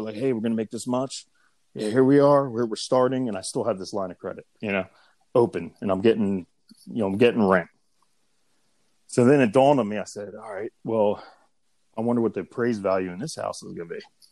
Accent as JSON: {"language": "English", "town": "Pottstown", "region": "Pennsylvania", "country": "United States", "tie": "born or raised there", "said": "I am from Pottstown, Pennsylvania."}